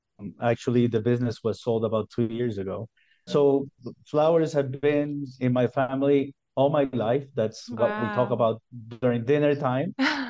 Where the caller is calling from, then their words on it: Cayambe, Pichincha, Ecuador; I'm calling you from Cayambe, Ecuador. We're actually at the foothills of a snow-capped volcano, and it's 2,800 meters above sea level, so we're pretty high up in the mountains.